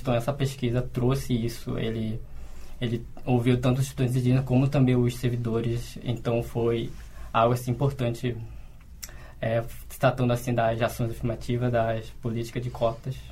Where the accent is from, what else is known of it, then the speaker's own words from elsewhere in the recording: Amazonas, Brazil; now in Porto Alegre, Brazil; vim do Amazonas